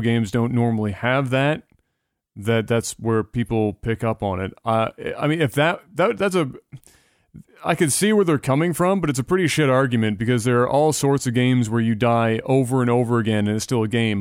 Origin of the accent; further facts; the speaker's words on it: Canada; as a Canadian